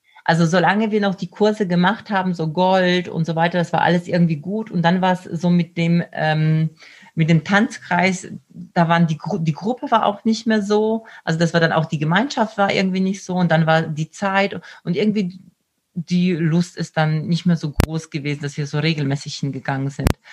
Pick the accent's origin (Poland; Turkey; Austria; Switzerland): Poland; moved away; ich komme selbst aus Polen